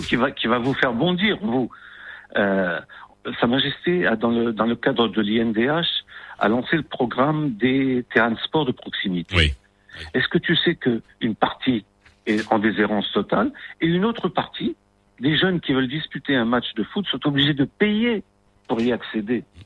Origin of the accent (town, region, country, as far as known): Morocco